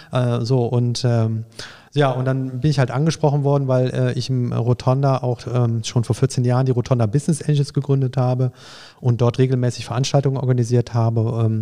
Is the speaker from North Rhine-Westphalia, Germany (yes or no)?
yes; Düsseldorf, North Rhine-Westphalia, Germany; sodass ähm, ich als Düsseldorfer, wenn ich nach Frankfurt komme, sofort Anschluss finde